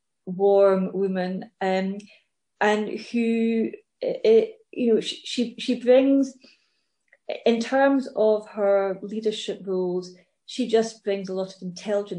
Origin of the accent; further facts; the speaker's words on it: Scotland, United Kingdom; I'm Scottish, British, European